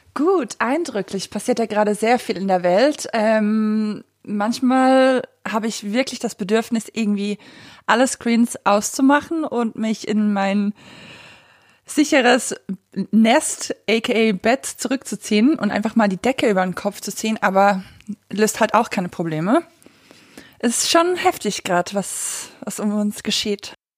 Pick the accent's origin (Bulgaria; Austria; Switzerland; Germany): Switzerland; ich komme aus der Schweiz